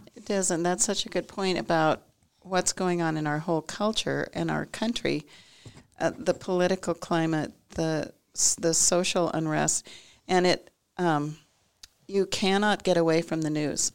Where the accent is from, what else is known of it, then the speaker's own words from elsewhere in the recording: Nebraska, United States; moved away; also born or lived in California; I'm originally from Nebraska, spent twenty-five years in California, and then came back to Nebraska about fifteen years ago to practice.